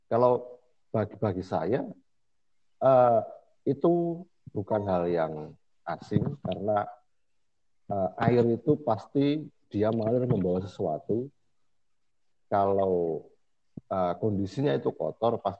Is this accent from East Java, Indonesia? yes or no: no; Boyolali, Central Java, Indonesia; Jadi kayak kalau di Boyolali, saya orang Boyolali